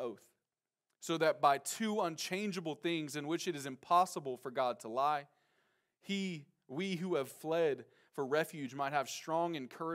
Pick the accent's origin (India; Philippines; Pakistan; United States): United States; Nacogdoches, Texas; moved away; also born or lived in San Francisco; I'm from Texas. I'm from Nacogdoches, Texas, to be specific.